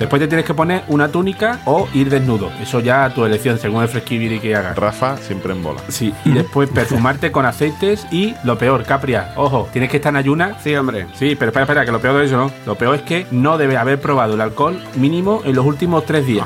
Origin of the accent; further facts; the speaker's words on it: Rociana del Condado, Andalusia, Spain; en mi pueblo, en Rociana del Condado, provincia de Huelva